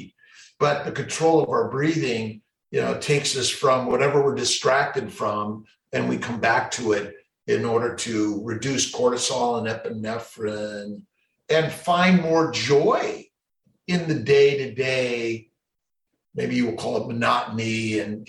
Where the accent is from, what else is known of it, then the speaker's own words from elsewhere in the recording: Los Angeles, California, United States; now in Syracuse, United States; I'm a kid from Los Angeles, grew up there